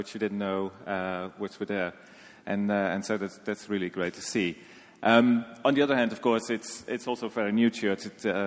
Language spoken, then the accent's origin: English; Netherlands; moved away as an adult; also born or lived in Sri Lanka / South Sudan / Afghanistan / Sudan; now in Nepal; I'm from the Netherlands.